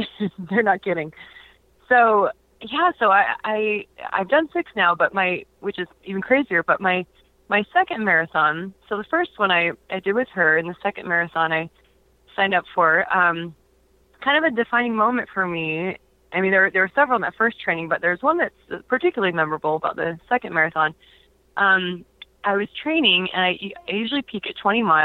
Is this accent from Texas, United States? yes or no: no; Ohio, United States; also born or lived in Washington, D.C. / Utah; now in Orem, United States; I grew up in Ohio, and I'm the youngest of six girls